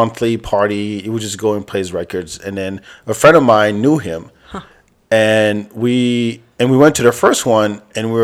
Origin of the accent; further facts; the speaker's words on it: France; now in Texas, United States; African dude, grew up in France, lives in Texas. You know, speaks three languages.